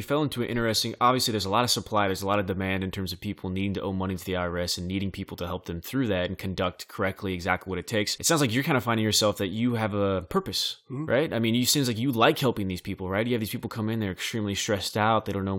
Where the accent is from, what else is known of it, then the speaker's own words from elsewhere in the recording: Bakersfield, California, United States; You got kids from where I'm from Bakersfield